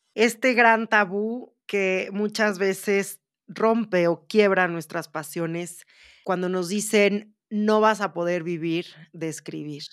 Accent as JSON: {"language": "Spanish", "country": "Mexico", "said": "como escritora mexicana"}